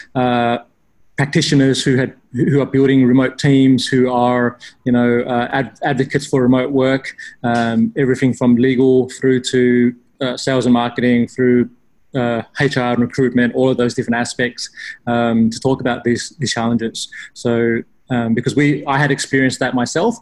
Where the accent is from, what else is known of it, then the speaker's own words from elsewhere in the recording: Australia; I grew up in Australia